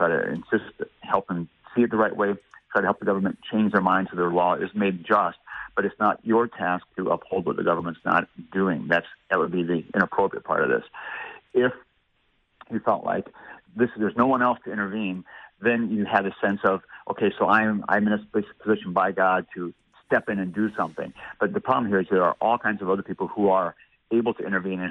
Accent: United States; as an American

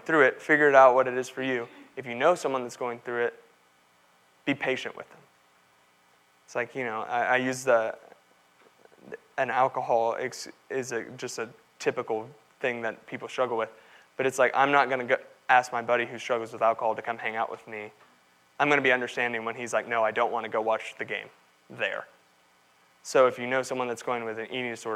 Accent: Texas, United States; growing up in Texas playing football, I was 6'4", 300 pounds.

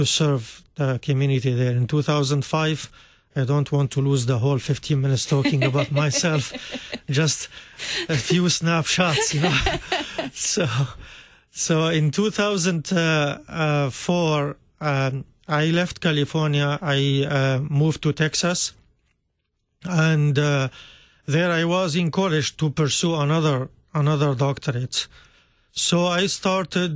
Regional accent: Syria; also born or lived in Damascus; now in St. Louis, United States; I grew up in Syria

